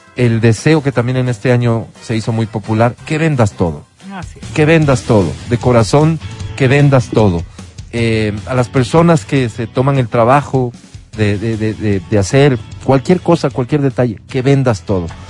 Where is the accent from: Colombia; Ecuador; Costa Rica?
Ecuador; para mí como ecuatoriano